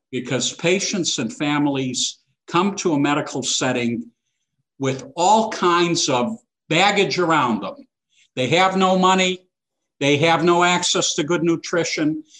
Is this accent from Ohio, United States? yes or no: no; Chicago, Illinois, United States; I was born in Chicago uh, to two immigrant parents uh, who came from Eastern Europe